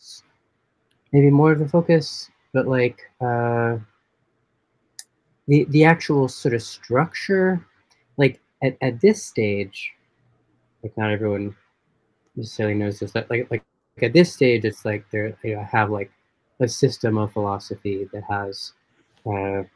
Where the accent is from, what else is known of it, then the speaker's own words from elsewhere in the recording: New York, United States; I grew up mostly in New York